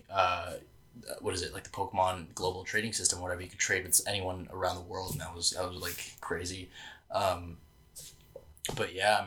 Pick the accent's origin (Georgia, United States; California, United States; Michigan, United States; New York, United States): New York, United States; New York City; I grew up in Brooklyn